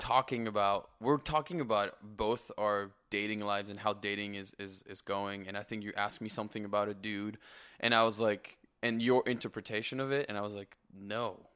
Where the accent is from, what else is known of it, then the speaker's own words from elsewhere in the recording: France; moved away as an adult; also born or lived in Canada; now in Los Angeles, United States; I am born and raised in France